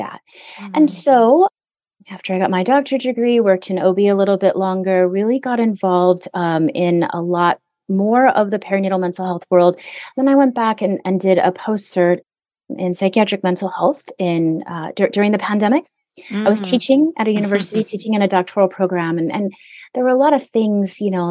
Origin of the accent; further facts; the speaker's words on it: Hawaii, United States; now in Southern California, United States; I do live in Southern California. I'm away from Hawaii